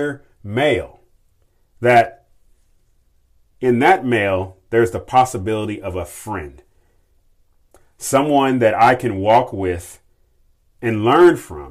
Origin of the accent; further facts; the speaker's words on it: Kentucky, United States; my home state of Kentucky